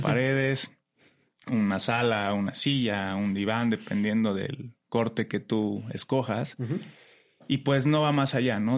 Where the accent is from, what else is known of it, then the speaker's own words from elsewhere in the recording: Pachuca, Hidalgo, Mexico; vengo de La Bella Airosa, de Pachuca Hidalgo